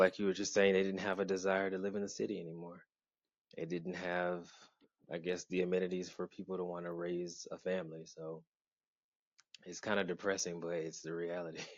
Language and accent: English; Atlanta, Georgia, United States; also born or lived in Augusta, Georgia; now in Baltimore, United States; I was born uh, in Augusta, Georgia, and I spent my beginning years in a town not far from there, but my family then moved uh, to Atlanta. So all three of those places I call home, but mostly Atlanta, Georgia